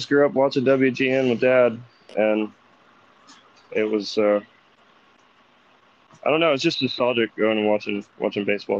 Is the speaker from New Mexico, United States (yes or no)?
no; Birmingham, Alabama, United States; I grew up in Birmingham, Alabama.